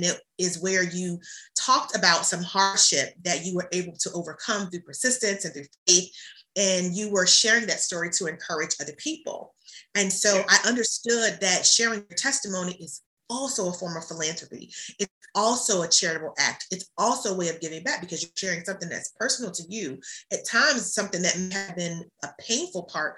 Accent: Hampton Roads, Virginia, United States; my hometown of Hampton Roads

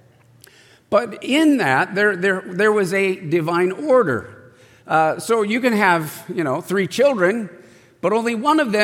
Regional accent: San Diego, California, United States; I grew up in San Diego

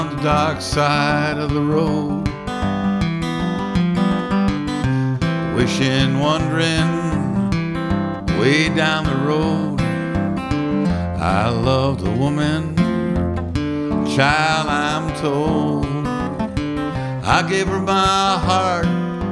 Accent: Chicago, Illinois, United States; I grew up in the south side of Chicago, originally in a neighborhood called Chatham. Then we moved to South Shore.

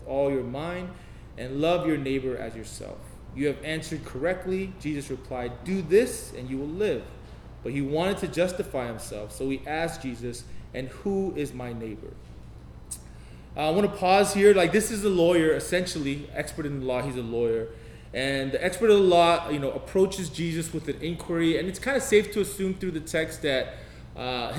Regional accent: United States; I'm Korean American

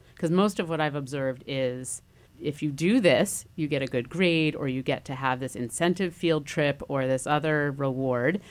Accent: New Haven, Connecticut, United States; growing up in New Haven

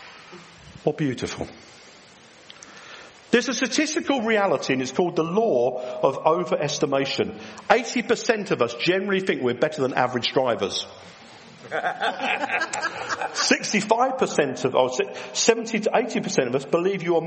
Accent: England, United Kingdom; we're English

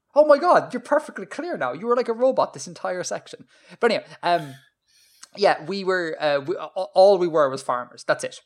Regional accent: Ireland; born or raised there

